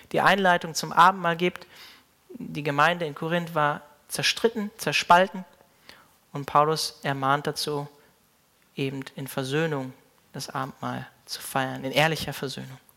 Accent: Hanover, Lower Saxony, Germany; Mein Pastor, ähm, unter dem ich so im Glauben aufgewachsen bin in Hannover

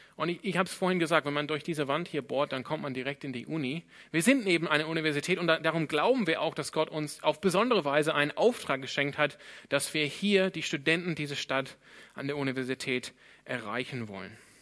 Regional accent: Sydney, New South Wales, Australia; German is a second language; now in Freiburg, Germany; Ich komme ursprünglich aus Sydney in Australien und bin einer der Pastoren hier.

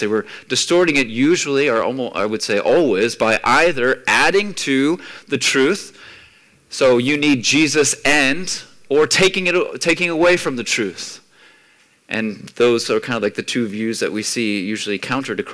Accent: United States; moved away; growing up in the States

